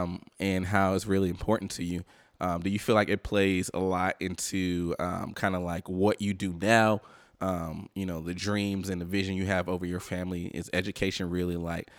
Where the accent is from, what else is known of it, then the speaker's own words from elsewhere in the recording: the South, United States; I'm from the South